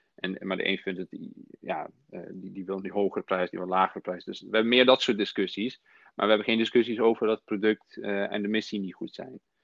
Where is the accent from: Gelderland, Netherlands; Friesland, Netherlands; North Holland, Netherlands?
Gelderland, Netherlands; Nijmegen; also born or lived in former Yugoslavia; Ik kom uit Nijmegen. Mijn oorsprong ligt in voormalig Joegoslavië. Um, en ik ben in 1995 hier in Nederland gekomen toen ik zes was, samen met mijn ouders.